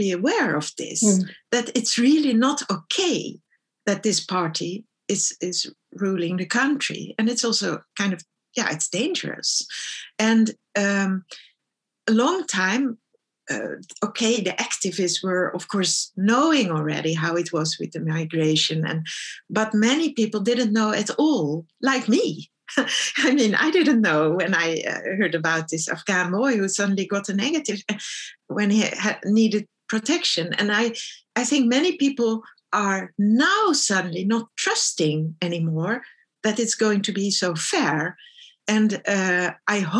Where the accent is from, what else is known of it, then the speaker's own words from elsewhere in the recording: Netherlands; moved away as an adult; also born or lived in Stockholm, Sweden; I grew up in the Netherlands